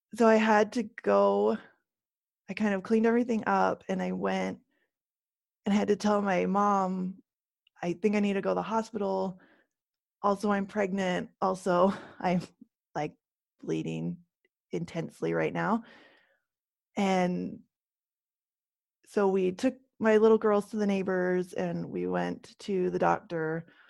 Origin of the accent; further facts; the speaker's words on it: Canada; now in United States; I live, um, in the States, and I grew up in Canada